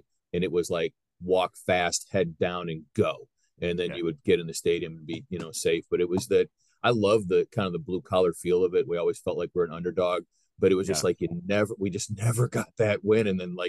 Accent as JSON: {"language": "English", "town": "Cleveland", "region": "Ohio", "country": "United States", "tie": "born or raised there", "moved": "yes", "said": "Cleveland's a great town, and it had a great resurgence when I left."}